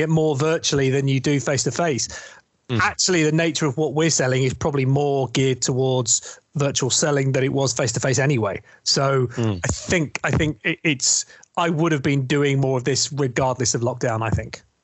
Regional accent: East Sussex, South East England, United Kingdom; also born or lived in London; now in north of England, United Kingdom; I'm actually from East Sussex

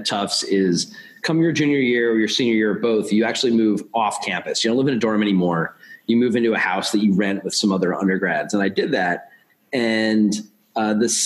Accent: just outside of Queens, suburban New York, United States; I grew up in suburban New York. I grew up just outside of Queens

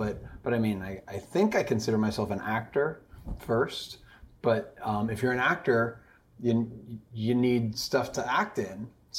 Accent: Long Island, New York, United States; also born or lived in Boston / Connecticut; From Long Island, New York, actually. I don't know if that means anything, but so Long Island, New York. I went to college in Boston, and then I worked in Connecticut as an engineer for 3 years.

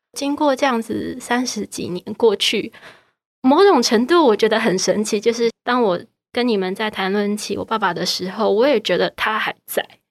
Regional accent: Taiwan; 作为台湾人我怎么看他

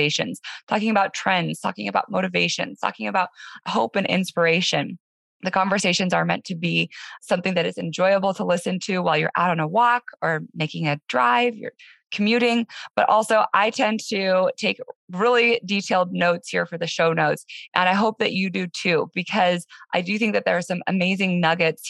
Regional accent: Denver, Colorado, United States; moved away as an adult; my hometown, Denver, Colorado, after being gone for about 13 years.

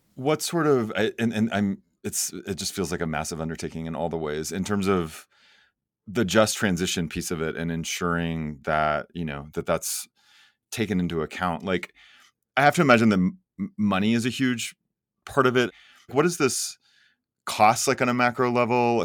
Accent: Oklahoma, United States; born or raised there

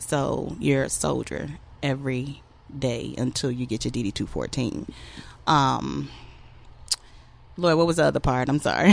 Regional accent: Norfolk, Virginia, United States; I grew up in Norfolk, Virginia, and I've been surrounded by the military my entire life.

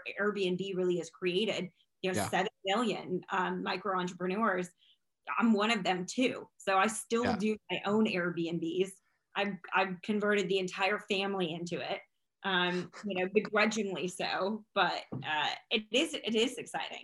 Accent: Iowa, United States; now in Texarkana, United States; I'm also from Iowa, where it was where I grew up

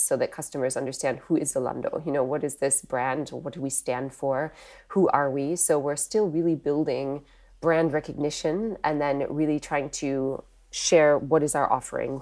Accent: Wisconsin, United States; moved away as an adult; also born or lived in Europe; I'm actually from the U S originally. I grew up, uh, in the Midwest in Wisconsin

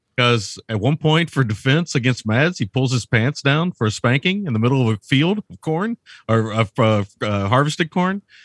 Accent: United States; I'm an American.

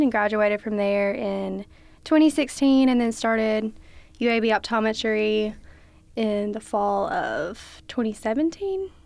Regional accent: Alexandria, Alabama, United States; I'm from Alexandria, Alabama

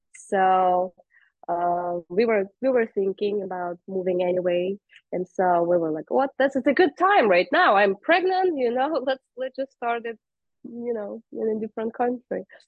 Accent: Russia; moved away; I am originally from Russia

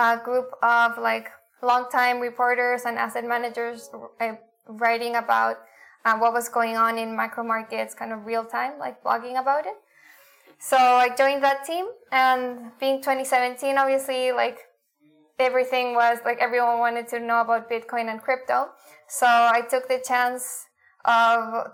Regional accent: Santiago, Santiago Metropolitan Region, Chile; moved away as an adult; also born or lived in Argentina / United States; I'm originally from Chile, from Santiago.

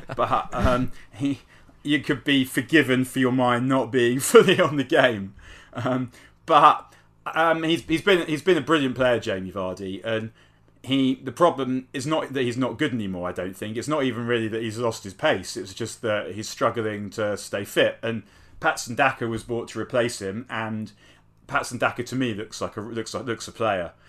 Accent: London, United Kingdom; I grew up in North London

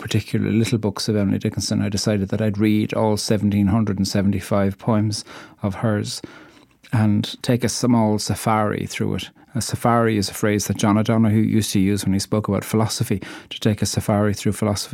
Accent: Ireland; I'm an Irish poet

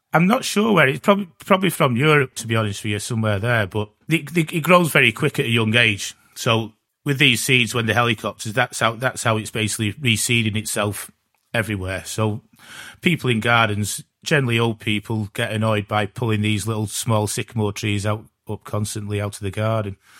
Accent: Glossop, East Midlands, United Kingdom; I'm from Glossop

